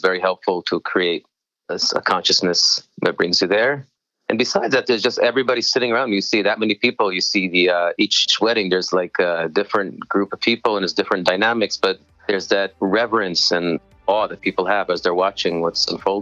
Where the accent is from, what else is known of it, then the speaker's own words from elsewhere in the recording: Israel; I grew up in Moshav Mavon Modim in Israel